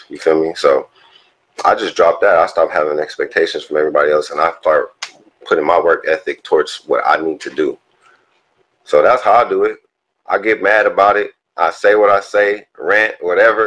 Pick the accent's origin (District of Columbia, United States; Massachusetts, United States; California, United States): California, United States; Inland Empire; also born or lived in South Central, Los Angeles; I was born in South Central, y'all. You know, raised in the Inland Empire